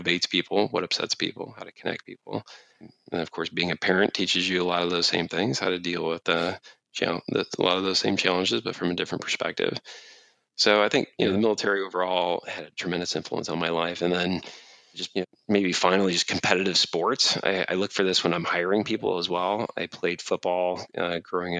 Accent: Cleveland, Ohio, United States; growing up in Cleveland, Ohio

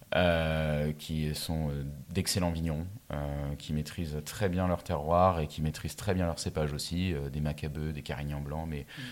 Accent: Mulhouse, Grand Est, France; je viens de Mulhouse, là où il n'y a pas de vigne

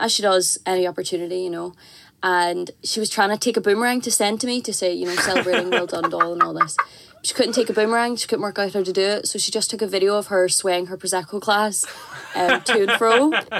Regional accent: Belfast, Northern Ireland, United Kingdom; I'm from Belfast. But my lovely Irish mummy is from Mayfield and Cork.

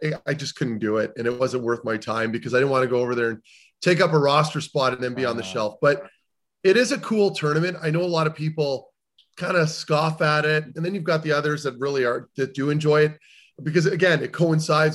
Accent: Canada; I'm speaking from a Canadian's point of view

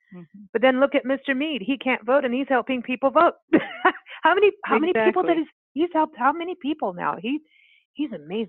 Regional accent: Kenya; also born or lived in South Africa; when I was raised, you know, mostly in Kenya and South Africa. And to me, that is it, you know, I'm American, but it changes you.

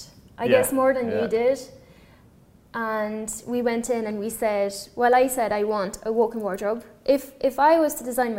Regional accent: Paris, Île-de-France, France; English is a second language; also born or lived in Dublin; now in Summerhill, Ireland; I'm from France, {S6} okay. {S4} From Paris.

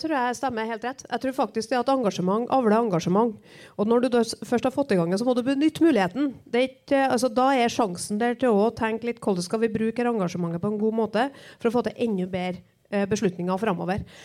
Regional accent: Trøndelag, Norway; For der er vi som trøndere

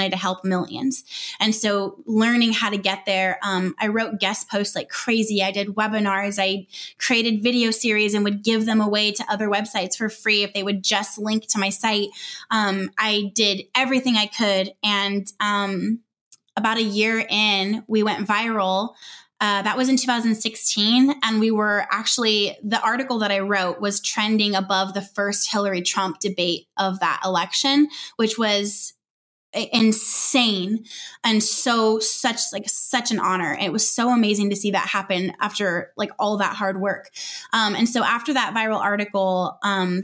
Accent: Southern California, United States; moved away as an adult; also born or lived in Northwest Arkansas

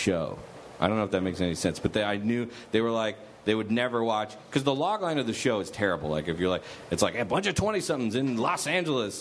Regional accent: Canada; I'm Canadian

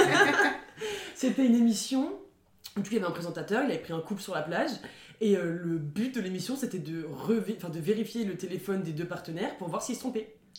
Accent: France; now in Montpellier, France; en tant que française dans mon pays

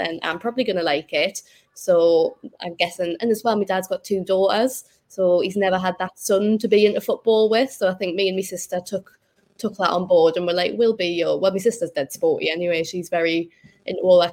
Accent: Newcastle upon Tyne, North East England, United Kingdom; moved away as an adult; also born or lived in London; being Geordie

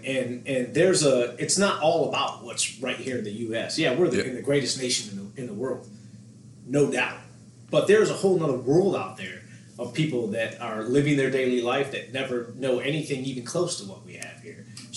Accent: Michigan, United States; I grew up in Michigan my whole childhood.

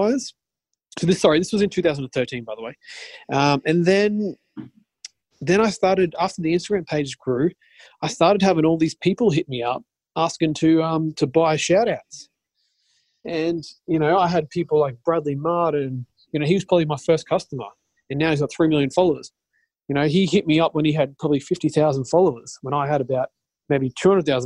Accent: Australia; I'm from Australia

